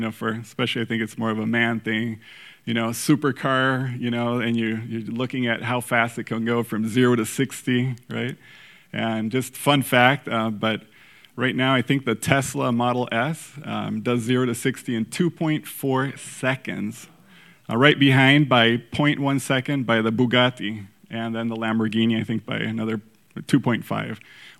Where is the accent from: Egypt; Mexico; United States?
Mexico; So for those of you that don't know, I grew up in Mexico, and soccer, football is our number one sport